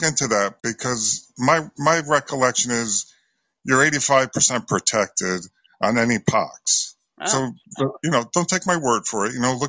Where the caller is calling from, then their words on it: Connecticut, United States; I'm calling from Connecticut.